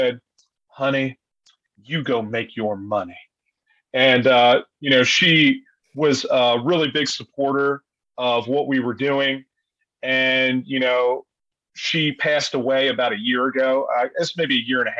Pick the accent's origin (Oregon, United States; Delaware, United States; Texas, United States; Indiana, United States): Delaware, United States; Wilmington; I grew up right outside of Philadelphia, you know, in Wilmington, Delaware, of all places